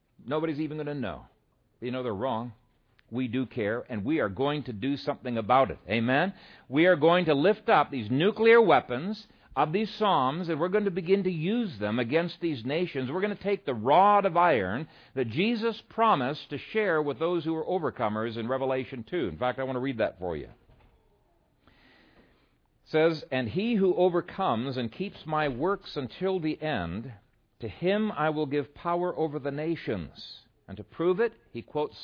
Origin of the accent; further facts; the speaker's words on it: Ethiopia; now in Omaha, United States; when we were growing up in Ethiopia